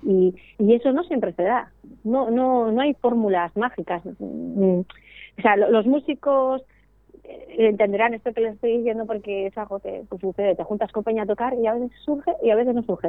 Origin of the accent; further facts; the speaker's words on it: Eibar, Basque Country, Spain; yo soy de Ibar, que es un pueblo de Guipúzcoa